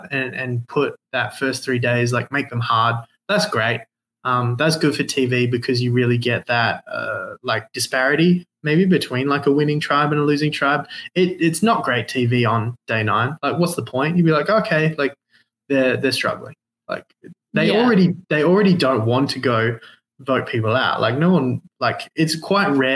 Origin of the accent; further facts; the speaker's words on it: Western Australia, Australia; I'm from Western Australia